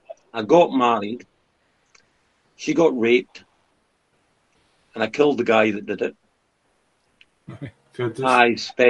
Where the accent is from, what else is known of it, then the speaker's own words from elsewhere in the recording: Beauly, Scotland, United Kingdom; accent: Highland; I was born in Beaulieu in the Black Isle back in the dark ages, or 1968 to be precise, and... working class family, proudly, but hard working class.